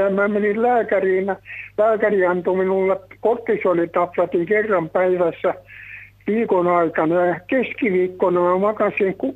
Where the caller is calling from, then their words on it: Tampere, Pirkanmaa, Finland; Minä olen Tampereelta sairas mies, 95-vuotias, kävin yksin ja yksin olen kotona.